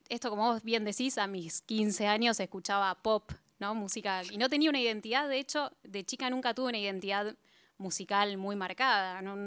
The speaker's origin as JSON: {"language": "Spanish", "region": "Buenos Aires", "country": "Argentina", "said": "los dos somos porteños"}